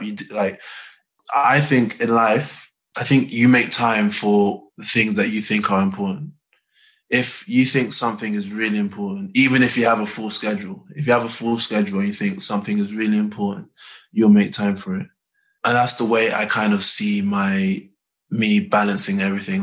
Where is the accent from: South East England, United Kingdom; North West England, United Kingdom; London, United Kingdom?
London, United Kingdom; I'm from North London